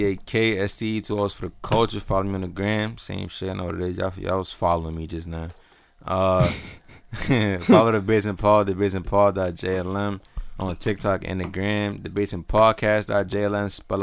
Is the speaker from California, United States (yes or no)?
no; New York, United States; I'm from New York, nigga.